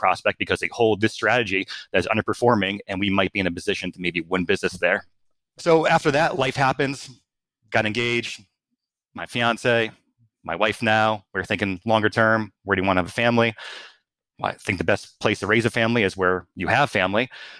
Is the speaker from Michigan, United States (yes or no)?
no; Ellington, Connecticut, United States; This is where I sit today in Ellington, Connecticut, because that's a great place to start a family because I grew up here.